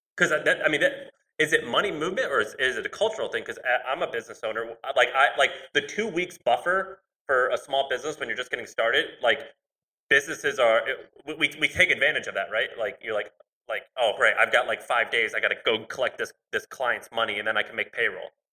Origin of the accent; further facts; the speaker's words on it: Missouri, United States; also born or lived in Tennessee; now in San Francisco, United States; I'm from Missouri, and then I lived in Tennessee.